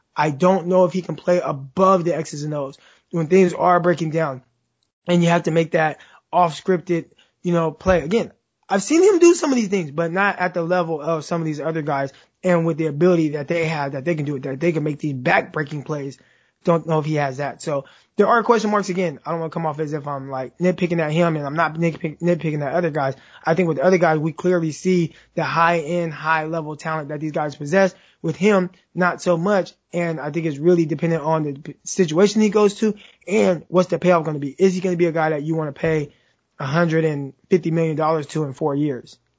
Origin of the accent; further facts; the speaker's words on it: Stockton, California, United States; I'm from Stockton, California, which is 30 minutes south of Sacramento